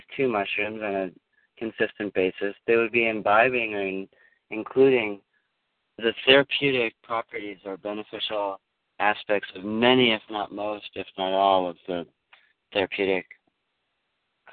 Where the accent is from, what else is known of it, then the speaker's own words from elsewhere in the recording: Minnesota, United States; moved away; I'm from Minnesota